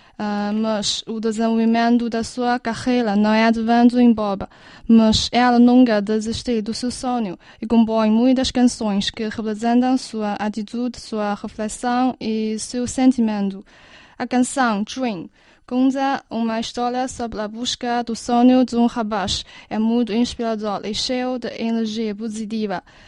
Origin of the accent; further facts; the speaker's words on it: Beijing, China; Pequim, minha terra natal